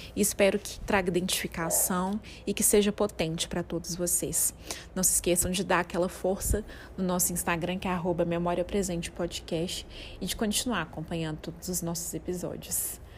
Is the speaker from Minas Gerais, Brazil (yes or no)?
yes; Belo Horizonte, Minas Gerais, Brazil; eu sou de Belo Horizonte